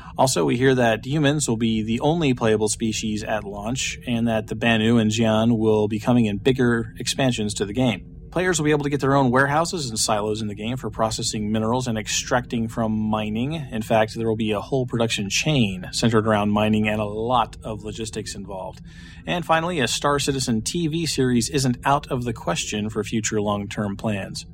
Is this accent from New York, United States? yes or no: no; Wichita, Kansas, United States; the Cessna plant in my hometown, Wichita, Kansas